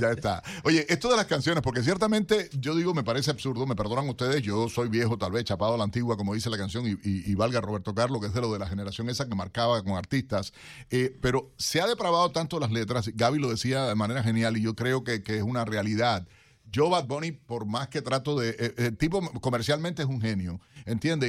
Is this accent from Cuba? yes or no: yes; Cuba; now in United States; como cubano